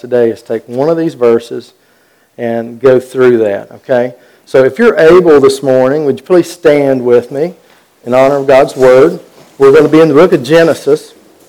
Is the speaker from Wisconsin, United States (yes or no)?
no; Western North Carolina, United States; I grew up down in Western North Carolina